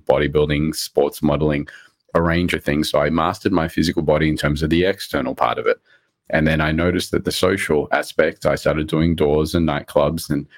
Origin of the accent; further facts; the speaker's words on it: Australia; English is a second language; also born or lived in Rodrigues, Mauritius; I came to Australia, I was about 4 years old. My parents bought us from Mauritius